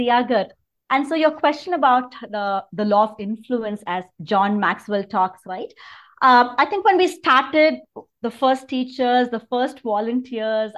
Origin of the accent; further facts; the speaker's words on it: Chennai, Tamil Nadu, India; moved away as an adult; also born or lived in Mumbai / California; now in Bangalore, India; I grew up in Chennai.